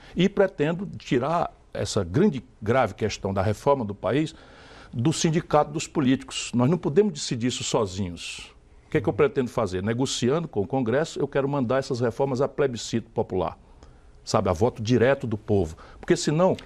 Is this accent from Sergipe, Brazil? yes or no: no; Sobral, Ceará, Brazil; moved away; also born or lived in São Paulo; nasci em São Paulo, filho de mãe paulista é. e pai cearense. Fui criado em Sobral, no interior do Ceará